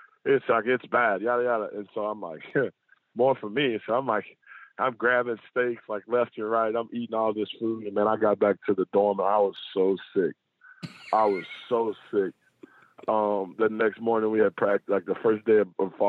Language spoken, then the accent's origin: English; United States; my hometown, Shelby County